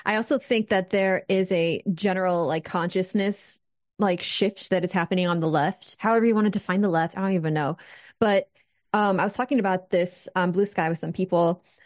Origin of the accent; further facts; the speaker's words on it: United States; an American